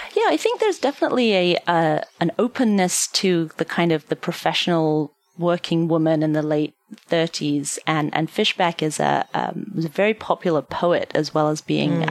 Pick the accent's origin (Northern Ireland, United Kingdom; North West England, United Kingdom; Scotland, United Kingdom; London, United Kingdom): London, United Kingdom; now in United States; I'm obviously not originally from the United States. I um I am from London, and I was at home in London.